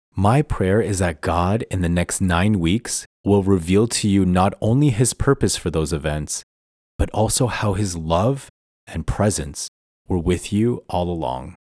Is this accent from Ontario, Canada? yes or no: yes; Toronto, Ontario, Canada; moved away as an adult; also born or lived in Vancouver; moving back to my hometown of Toronto after living in Vancouver for the past six years